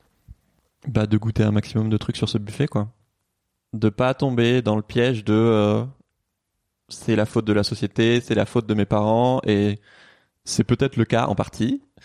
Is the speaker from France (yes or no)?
yes; Toulouse, Occitania, France; moved away as an adult; now in Paris, France; j'ai grandi à Toulouse